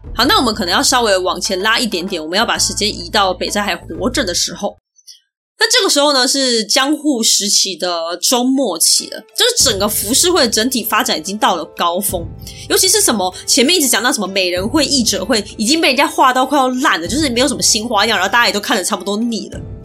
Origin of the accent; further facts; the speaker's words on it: Taiwan; 我是台湾人